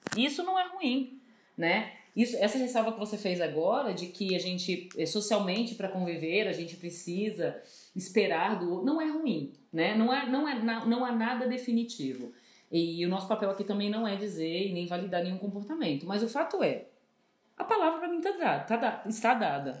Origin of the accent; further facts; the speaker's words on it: São Paulo, Brazil; eu, como paulistana, mesmo convivendo muito tempo no Rio de Janeiro